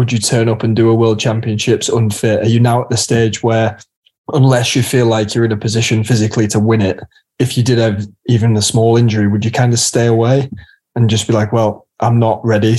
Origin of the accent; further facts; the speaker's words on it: England, United Kingdom; even being English